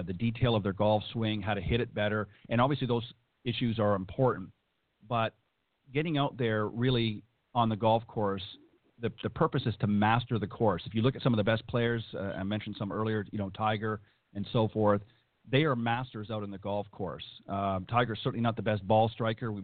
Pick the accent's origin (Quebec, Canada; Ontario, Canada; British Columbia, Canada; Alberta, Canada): Ontario, Canada; now in United States; I'm originally from Ontario